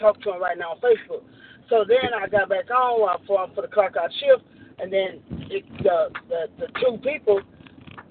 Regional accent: Shreveport, Louisiana, United States; moved away as an adult; also born or lived in Houma, Louisiana; now in Longview, United States; I grew up in Shreveport

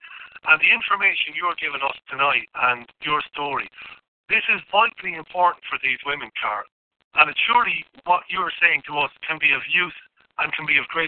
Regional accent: Scotland, United Kingdom; We like a row. So, like an argument. Scotsman likes an argument, like you Irish. We like an argument.

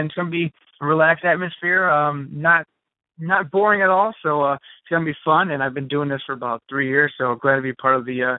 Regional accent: Chicago, Illinois, United States; I'm from Chicagoland area.

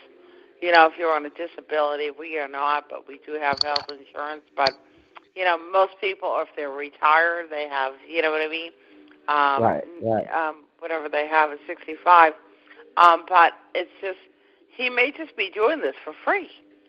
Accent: Boston, Massachusetts, United States; also born or lived in Westwood, Massachusetts; now in Cape Cod, United States; I grew up in Boston. My parents were Bostonians

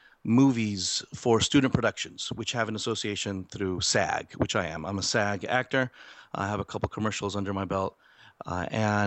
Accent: California, United States; I'm a California boy, born and raised

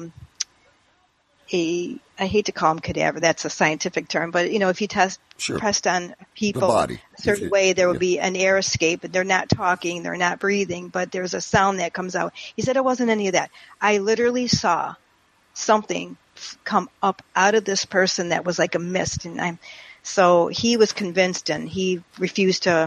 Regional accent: St. Clair Shores, Michigan, United States; now in Palm Beach Gardens, United States; where I grew up in St. Clair Shores, Michigan

